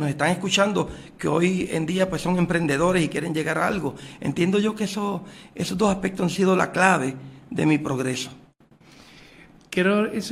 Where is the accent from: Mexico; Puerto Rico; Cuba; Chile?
Puerto Rico; qué mejor que prestar 30 eh, años de servicio aquí en mi país en beneficio de nuestra patria